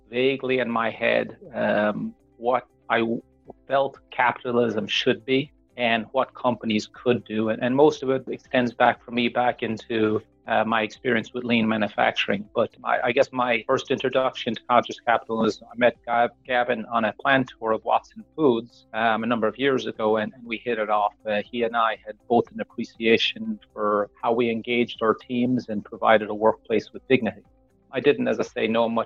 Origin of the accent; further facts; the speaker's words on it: Tipperary, Munster, Ireland; moved away as an adult; also born or lived in Dublin, Ireland; now in Connecticut, United States; I spent most of my time in Tipperary. I grew up on a farm, which was a horse and chicken farm.